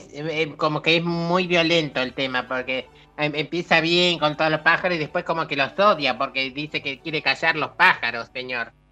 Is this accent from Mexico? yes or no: no; Spain; accent: Spanish; now in Argentina; Soy español afincado en esta tierra desde hace 50 años ah. ya. Soy un argentino ya aquí más que argentino patagónico.